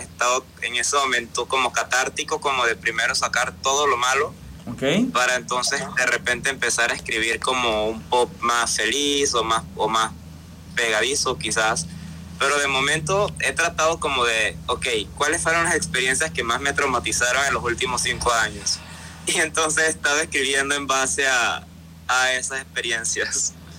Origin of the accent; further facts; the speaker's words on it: Panama; soy un cantautor panameño